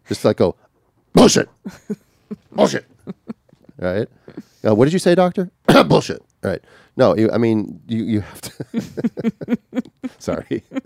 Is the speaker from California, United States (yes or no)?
yes; California, United States; But I'm from Southern California.